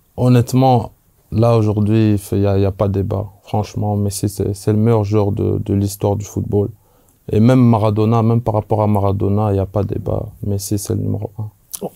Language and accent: French; Belgium; moved away as an adult; je viens, je viens de Belgique